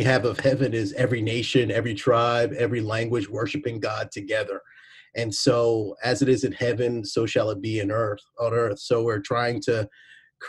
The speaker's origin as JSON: {"language": "English", "region": "New Jersey", "country": "United States", "tie": "born or raised there", "moved": "as an adult", "lives_now": "Waltham, United States", "said": "I grew up in New Jersey, and I grew up with a lot of racism"}